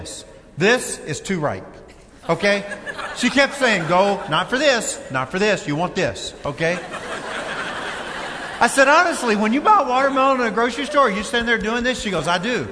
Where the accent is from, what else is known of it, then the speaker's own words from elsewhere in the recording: Kentucky, United States; When I was a young boy growing up in Kentucky